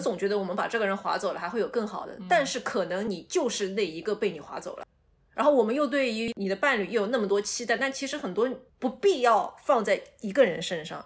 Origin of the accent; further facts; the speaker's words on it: Shanghai, China; 作为一个土生土长的人